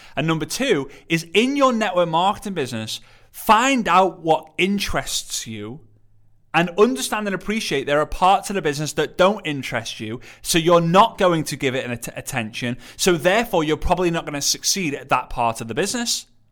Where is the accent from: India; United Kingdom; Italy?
United Kingdom; England; I'm I'm English